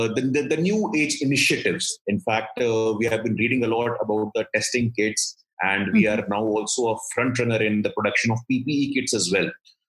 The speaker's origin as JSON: {"language": "English", "region": "Bihar", "country": "India", "said": "Since I come from Bihar"}